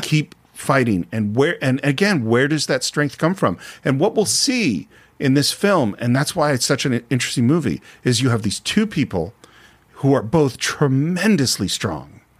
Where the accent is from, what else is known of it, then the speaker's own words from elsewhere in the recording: United States; as an American